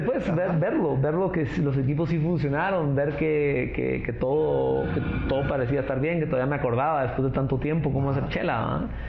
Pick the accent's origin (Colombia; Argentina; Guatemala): Guatemala; como Chapín